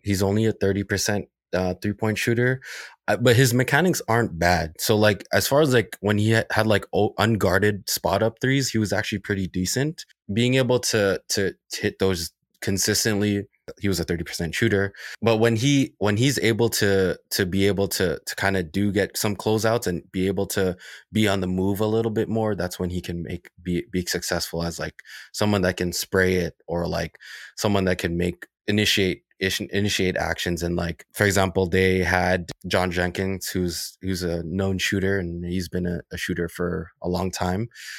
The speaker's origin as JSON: {"language": "English", "town": "Toronto", "region": "Ontario", "country": "Canada", "tie": "born or raised there", "said": "He's a Scarborough guy and I grew up in Scarborough."}